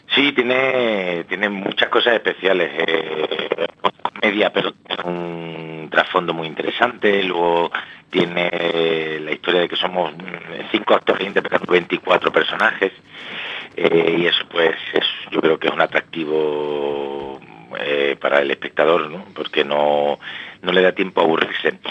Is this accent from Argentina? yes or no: no; Málaga, Andalusia, Spain; now in Madrid, Spain; yo soy de Málaga, pero pero llevo ya aquí muchos años en Madrid